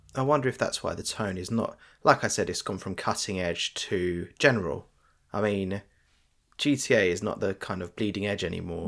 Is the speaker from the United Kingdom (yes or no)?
yes; United Kingdom; we're British